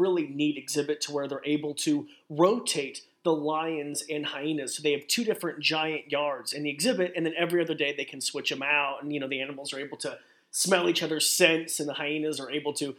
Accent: Idaho, United States; moved away; I'm this guy from Idaho.

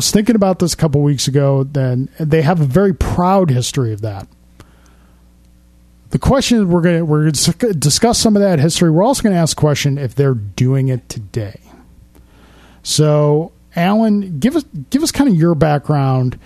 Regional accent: Amherst, New York, United States; I grew up in Amherst, New York, which for a couple of years was literally the safest place in America to live

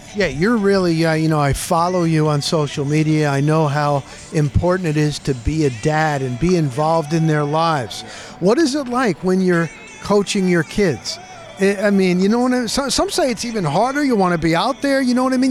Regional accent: New Jersey, United States; now in Florida, United States; I'm from New Jersey

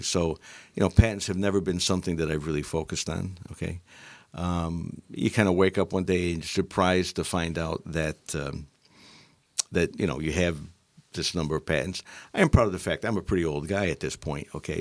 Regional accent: Utica, New York, United States; also born or lived in Syracuse, New York; I grew up in Utica, New York

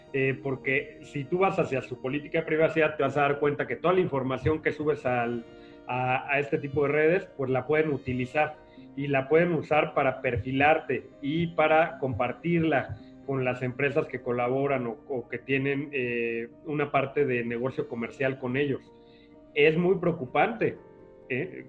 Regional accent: Mexico; estuve en un despacho de abogados que es, que es conocido en nuestro país, Basham y Correa

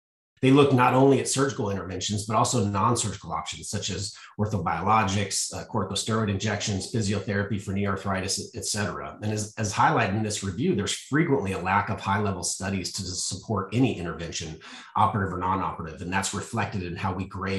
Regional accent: Colorado, United States; now in Texas, United States; I'm from Colorado originally.

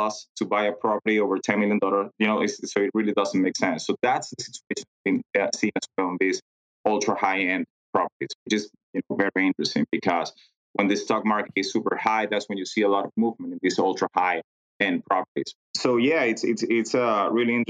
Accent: Venezuela; moved away as an adult; now in United States; I'm originally from Venezuela. And then I moved to the U.S. 10 years ago

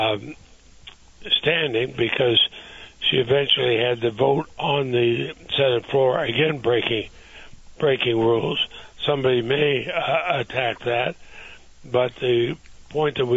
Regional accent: Montpelier, Vermont, United States; when I was a child growing up in Montpelier

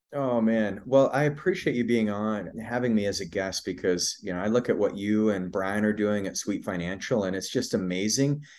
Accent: Idaho, United States; I, I grew up in Idaho, grew up on a cattle ranch.

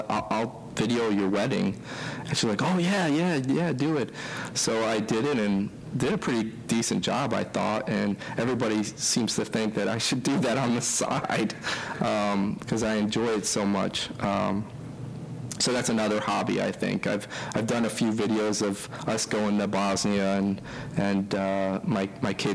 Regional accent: East Coast, United States; moved away; I'm from the East Coast

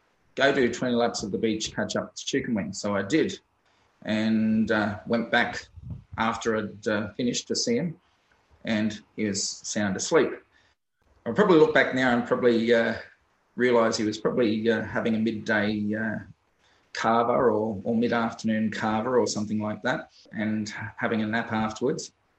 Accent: Port Vila, Shefa, Vanuatu; also born or lived in Penrith, Sydney, Australia; Well, my journey in swimming started in Vanuatu. I was born in Penrith in Sydney, and my dad got transferred to Vanuatu when I was about 9 to Port Vila.

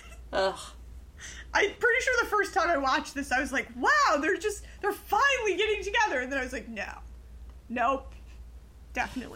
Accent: United States; I'm such an American.

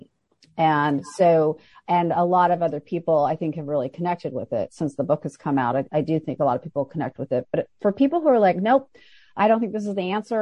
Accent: Fairbanks, Alaska, United States; moved away; I'm from Fairbanks, Alaska, which is a town in one of the few towns in Alaska.

